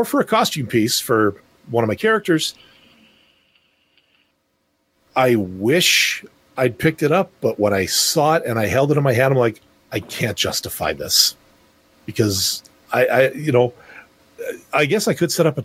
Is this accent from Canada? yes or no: yes; Canada; as a Canadian citizen